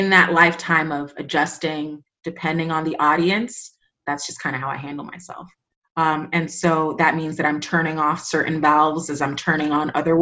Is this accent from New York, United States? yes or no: yes; New York City, New York, United States; first language Spanish; English is a second language; I went to school in Washington Heights, but I grew up in the Bronx